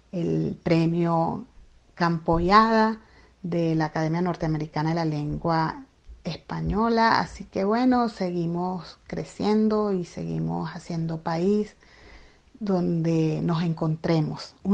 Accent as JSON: {"language": "Spanish", "country": "Venezuela", "said": "distribuirlo en Venezuela, por supuesto, para mí sería, bueno, una gran dicha, una alegría que, que esté allá en mi país."}